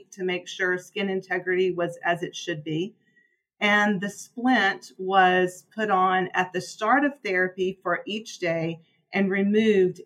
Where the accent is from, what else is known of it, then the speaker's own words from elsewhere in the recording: Birmingham, Alabama, United States; moved away; also born or lived in Virginia; I'm originally from Birmingham, Alabama